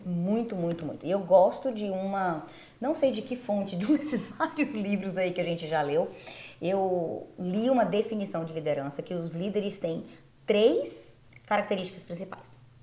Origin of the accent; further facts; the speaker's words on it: Ilhéus, Bahia, Brazil; also born or lived in Belém, Pará; now in United States; Eu sou de Ilhéus, na Bahia, interior da Bahia